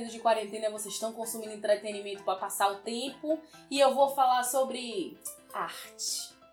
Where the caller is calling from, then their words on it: Feira de Santana, Bahia, Brazil; eu sou aqui do Bahia, mais especificamente de Feira de Santana.